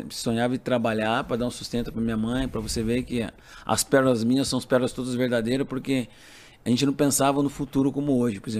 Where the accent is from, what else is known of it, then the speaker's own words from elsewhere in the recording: Capivari, São Paulo, Brazil; Sou de Capivari.